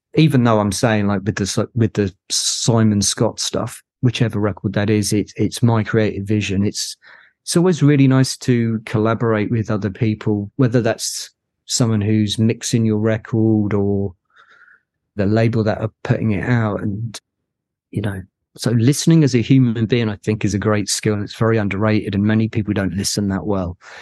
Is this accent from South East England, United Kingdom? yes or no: no; Cambridge, East of England, United Kingdom; I'm from Cambridge